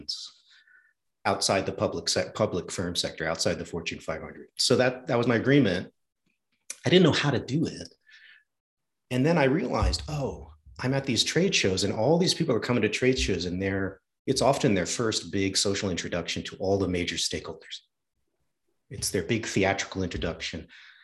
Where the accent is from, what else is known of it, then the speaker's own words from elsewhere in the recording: New England, United States; I'm from New England.